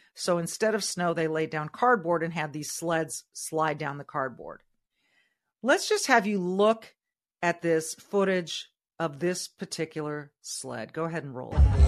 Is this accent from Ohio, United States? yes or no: no; California, United States; moved away as an adult; now in Minnesota, United States; I was born and raised in California